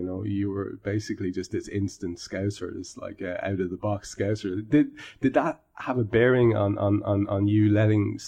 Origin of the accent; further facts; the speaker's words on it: Ireland; I'm Irish